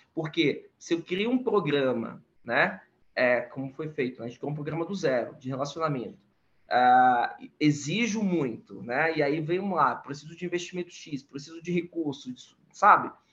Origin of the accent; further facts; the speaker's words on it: Salvador, Bahia, Brazil; now in São Paulo, Brazil; eu sou baiano, nascido em Salvador e moro em São Paulo